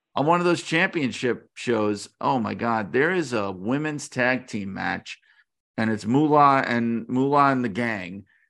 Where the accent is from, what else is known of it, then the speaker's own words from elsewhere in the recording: New York, United States; I grew up in New York, and I grew up in a very kind of working class neighborhood